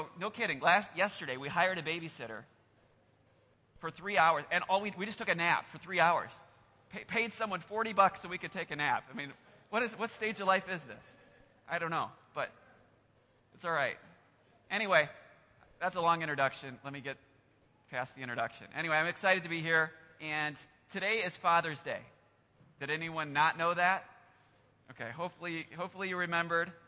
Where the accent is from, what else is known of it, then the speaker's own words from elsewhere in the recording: Iowa, United States; now in Lansing, United States; I'm actually from Iowa originally, so I'm still getting used to Lansing